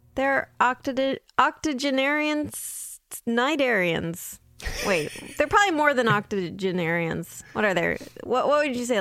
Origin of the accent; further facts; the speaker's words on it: San Diego, California, United States; I grew up in San Diego, so right next to the beach